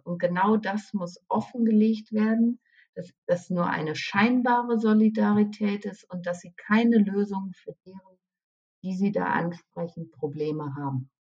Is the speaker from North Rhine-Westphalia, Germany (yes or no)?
yes; Münsterland, North Rhine-Westphalia, Germany; now in Dortmund, Germany; ich bin im Münsterland groß geworden, ja, und habe in Münster studiert.